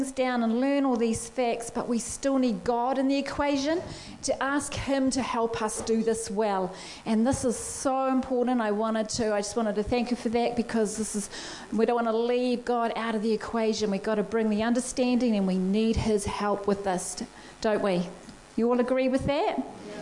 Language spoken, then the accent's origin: English; Blenheim, Marlborough, New Zealand; moved away; when I go home to my hometown is in Blenheim, and when we go home there to visit my family